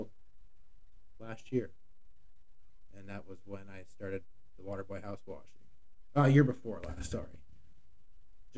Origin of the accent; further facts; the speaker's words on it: Shelburne, Vermont, United States; also born or lived in Starksboro, Vermont; I've been in Vermont my whole life, 40 years. I grew up in Shelburne. I now live in Starkesboro.